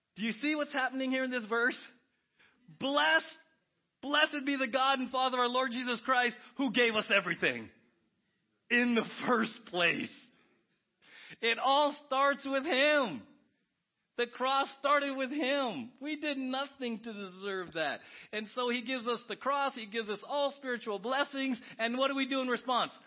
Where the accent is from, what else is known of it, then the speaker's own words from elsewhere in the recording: San Diego, California, United States; I grew up in San Diego as a Padre fan